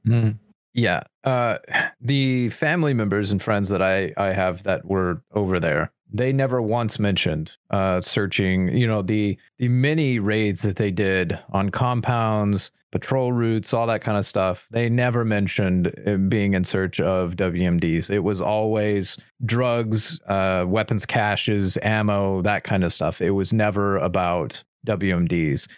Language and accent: English; United States; as an American